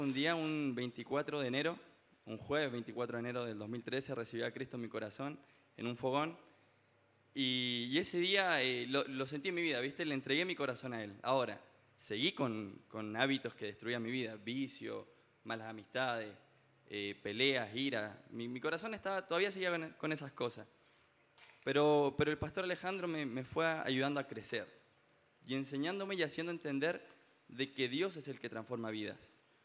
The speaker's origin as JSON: {"language": "Spanish", "town": "Rancagua", "region": "O'Higgins", "country": "Chile", "said": "yo soy de Rancagua"}